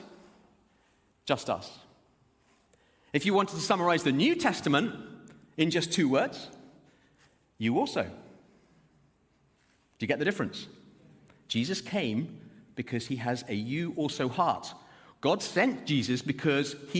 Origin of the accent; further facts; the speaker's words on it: Zimbabwe; now in Birmingham, United Kingdom; I was born in Zimbabwe